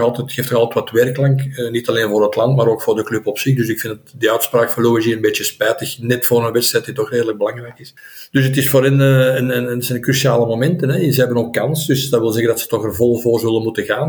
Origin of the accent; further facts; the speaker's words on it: Belgium; als Belg